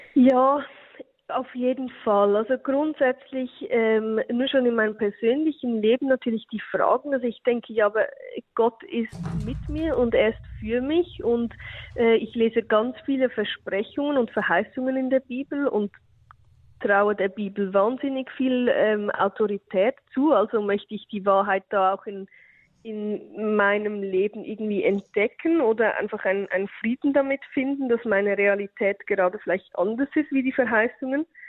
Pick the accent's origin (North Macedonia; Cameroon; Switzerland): Switzerland; bei uns in der Schweiz